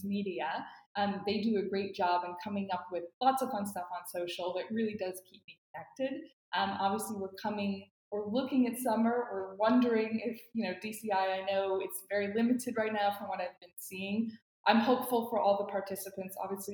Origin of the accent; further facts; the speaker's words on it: Atlanta, Georgia, United States; moved away as an adult; I grew up in Atlanta